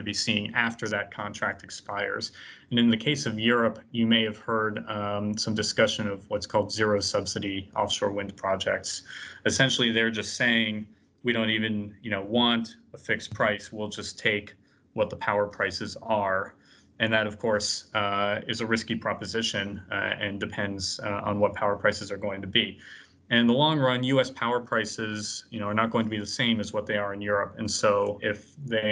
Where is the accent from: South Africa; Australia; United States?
United States; Boston, Massachusetts; I'm from Boston